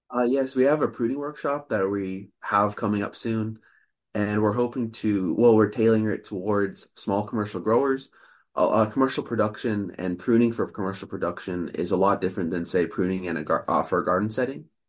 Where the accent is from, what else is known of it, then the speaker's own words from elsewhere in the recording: Sacramento, California, United States; moved away as an adult; now in Oregon, United States; I grew up in the Sacramento area